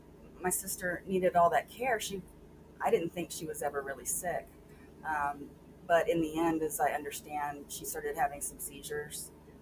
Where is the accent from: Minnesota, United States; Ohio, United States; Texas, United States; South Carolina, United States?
Texas, United States; Sweeny; I grew up in a really small town south near the Gulf Coast called Sweeney.